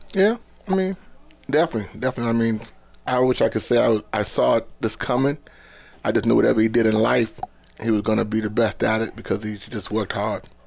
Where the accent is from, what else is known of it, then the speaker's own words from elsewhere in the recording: Boston, Massachusetts, United States; moved away; I'm from Boston